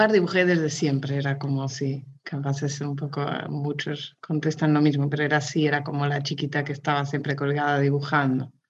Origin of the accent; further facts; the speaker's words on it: Mozambique; also born or lived in Barcelona, Spain / Lisbon, Portugal; de ahí ya me fui a Lisboa y fuimos a, Mozambique, yo crecí en Mozambique y después volvimos ahí un año antes de venir acá.